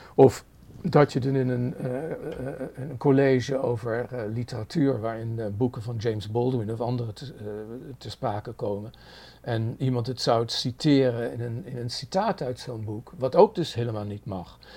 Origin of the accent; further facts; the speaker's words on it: Netherlands; moved away as an adult; now in New York, United States; Ik ben in Nederland helemaal opgegroeid